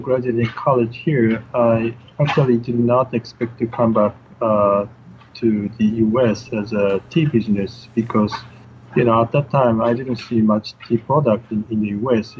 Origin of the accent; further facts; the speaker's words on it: Shizuoka, Japan; moved away as an adult; now in United States; I was born in Shizuoka in Japan